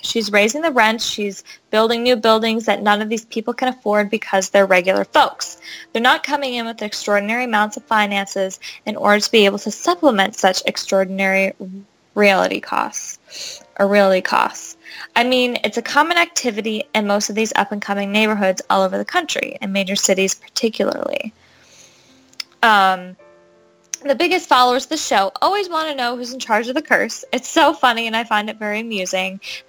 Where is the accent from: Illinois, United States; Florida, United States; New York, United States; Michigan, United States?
Florida, United States; Orlando; I grew up in Orlando, Florida, and I danced as a kid of the kingdom at the Magic Kingdom in Disney.